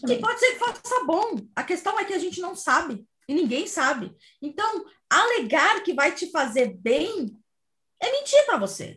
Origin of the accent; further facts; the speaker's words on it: Cuiabá, Mato Grosso, Brazil; na minha terra, Cuiabá